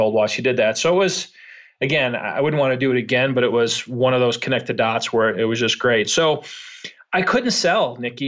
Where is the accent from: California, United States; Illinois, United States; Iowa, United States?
Illinois, United States; Chicago; born and raised in Chicago, was not a great student.